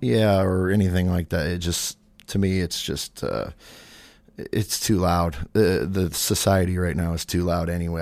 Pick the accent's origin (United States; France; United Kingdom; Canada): United States; Madison, South Dakota; now in Sioux Falls, United States; when I moved to Sioux Falls, uh, from my hometown of Madison.